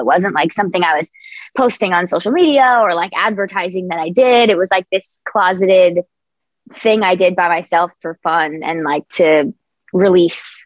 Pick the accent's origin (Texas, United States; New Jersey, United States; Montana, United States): New Jersey, United States; moved away as an adult; now in Los Angeles, United States; Born and raised in New Jersey, yeah, for the first 18 years of my life